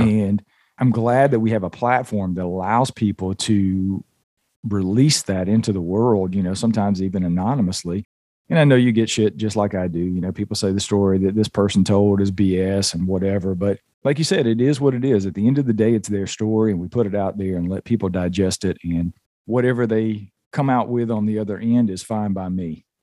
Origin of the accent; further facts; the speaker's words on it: Georgia, United States; from the Southeast, where I was born and raised in Georgia